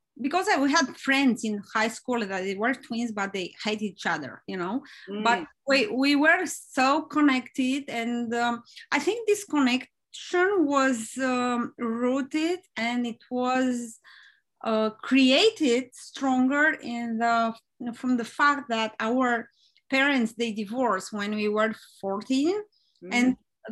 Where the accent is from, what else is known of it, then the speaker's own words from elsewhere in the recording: Romania; moved away; I'm from Romania and I grew up there